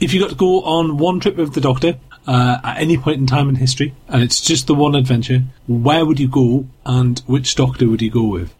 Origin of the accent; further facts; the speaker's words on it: United Kingdom; I'm British